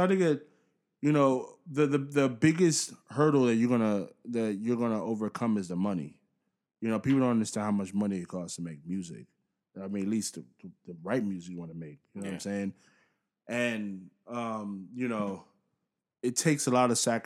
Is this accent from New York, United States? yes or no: yes; New York, United States; moved away; I'm from New York, so you know the New York can come out sometimes when I'm talking